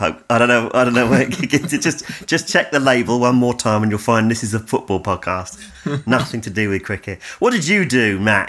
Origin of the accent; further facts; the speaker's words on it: England, United Kingdom; I'm English